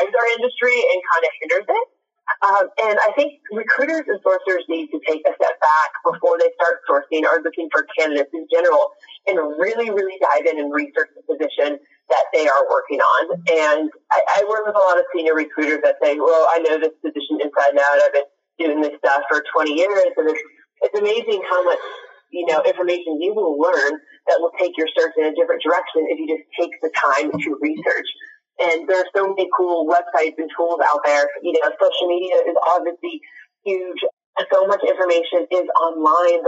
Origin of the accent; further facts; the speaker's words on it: Nashville, Tennessee, United States; now in Dallas, United States; I'm from Nashville, Tennessee, but I live in Dallas, Texas